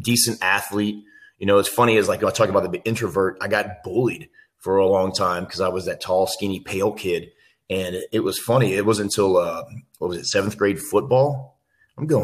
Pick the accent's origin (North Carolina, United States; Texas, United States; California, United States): Texas, United States; Missouri City; we started off living in Missouri City, where I was born, and that's just right outside of Houston, Texas